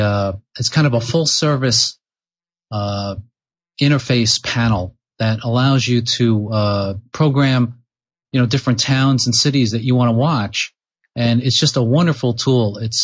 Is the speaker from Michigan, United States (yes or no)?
no; Long Island, New York, United States; also born or lived in California; now in Peterborough, New Hampshire, United States; So I grew up on Long Island, and so I'm originally from New York.